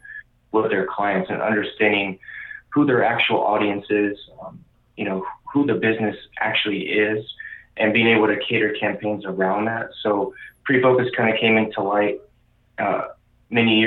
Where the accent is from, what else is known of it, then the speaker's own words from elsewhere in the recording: Indianapolis, Indiana, United States; now in Arizona, United States; I'm originally from the Midwest, so Indianapolis